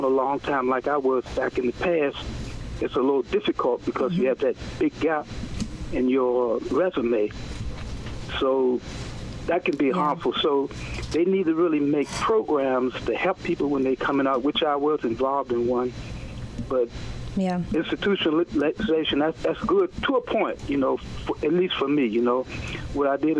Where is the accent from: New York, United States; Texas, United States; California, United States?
New York, United States; New York City; I'm from Queens